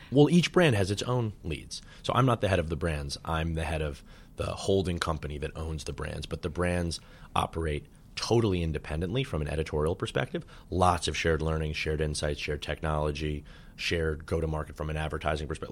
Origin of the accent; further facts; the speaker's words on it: New York City, New York, United States; I grew up in Manhattan and went to Dalton